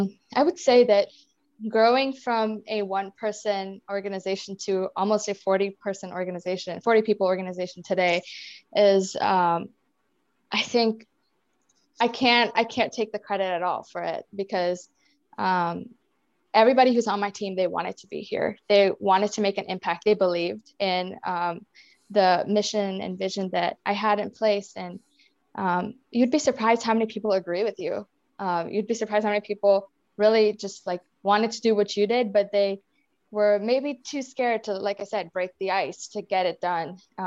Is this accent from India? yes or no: yes; India; accent: Indian; English is a second language; When I first moved here, like my accent, my Indian accent was like, it stood out.